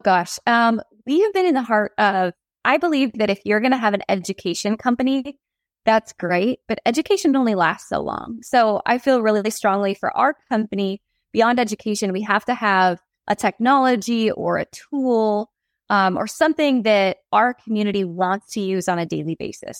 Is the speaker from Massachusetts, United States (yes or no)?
no; North Dakota, United States; Growing up in North Dakota